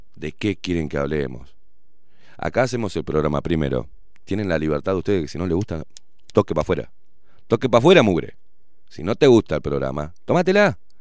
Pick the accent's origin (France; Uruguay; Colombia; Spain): Uruguay; soy uruguayo